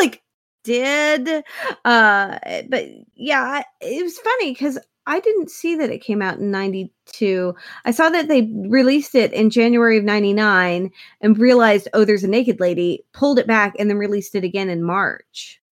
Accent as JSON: {"language": "English", "town": "Ponca City", "region": "Oklahoma", "country": "United States", "tie": "born or raised there", "said": "I grew up in Ponca City, which is, uh, a city that no one knows of, and it's not a real city, uh, but it's a fairly large community in Oklahoma"}